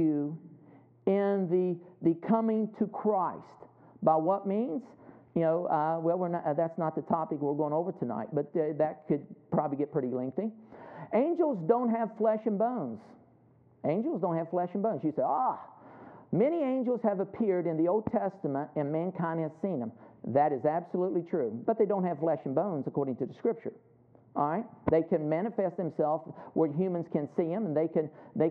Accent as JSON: {"language": "English", "region": "West Virginia", "country": "United States", "said": "I'm from West Virginia. I dropped out in high school"}